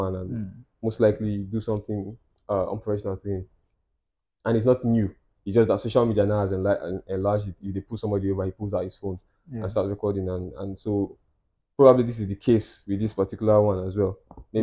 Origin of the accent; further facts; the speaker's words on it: Nigeria; as a Nigerian